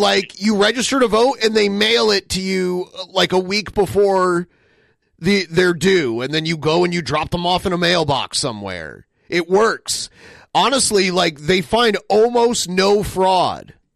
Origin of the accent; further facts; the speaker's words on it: Toledo, Ohio, United States; my hometown